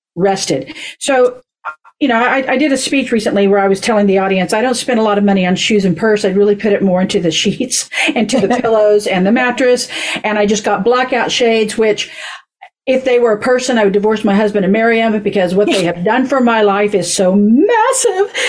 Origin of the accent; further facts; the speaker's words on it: Oklahoma, United States; moved away; growing up in Oklahoma